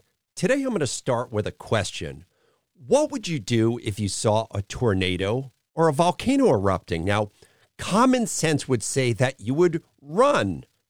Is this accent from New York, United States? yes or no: yes; Long Island, New York, United States; now I grew up on Long Island.